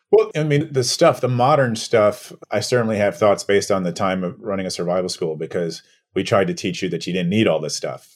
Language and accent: English; New York City, New York, United States; I was born and raised here in New York